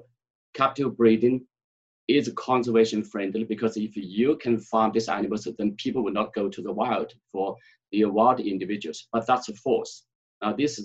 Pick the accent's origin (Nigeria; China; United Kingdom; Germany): China; I grew up in China.